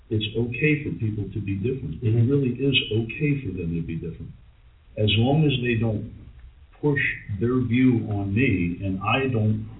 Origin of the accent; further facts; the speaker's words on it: Philadelphia, Pennsylvania, United States; in Philadelphia, downtown, in the area called Germantown, but the majority of the segregation that happened in my town was not color, it was Irish and Italian. And I was raised in a household